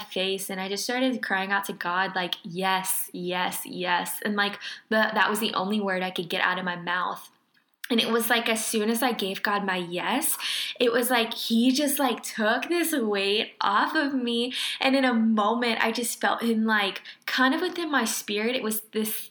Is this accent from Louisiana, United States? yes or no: yes; Lake Charles, Louisiana, United States; moved away as an adult; I am from Lake Charles, Louisiana.